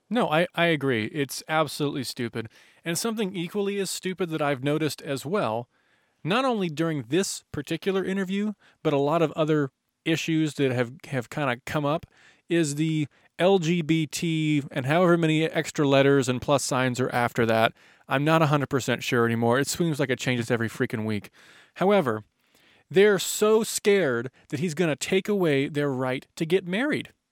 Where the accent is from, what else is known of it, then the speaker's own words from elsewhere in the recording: United States; as an American